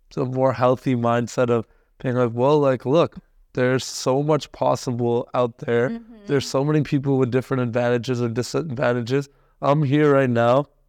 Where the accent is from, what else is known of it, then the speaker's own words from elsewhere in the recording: Canada; also born or lived in India; was born in India, but I I came to Canada mm-hmm. when I was like one. Yeah. So I'm pretty much as Canadian yeah. as they come